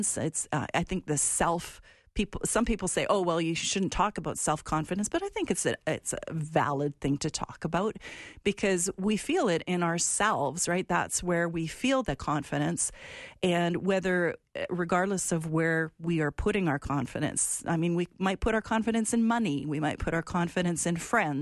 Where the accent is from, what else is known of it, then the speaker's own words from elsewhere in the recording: Alberta, Canada; where I'm from, my province of Alberta